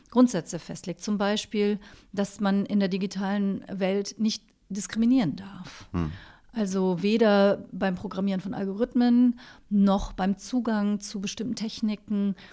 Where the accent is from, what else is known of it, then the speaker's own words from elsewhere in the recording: Cologne, North Rhine-Westphalia, Germany; now in Berlin, Germany; Ich bin in Köln aufgewachsen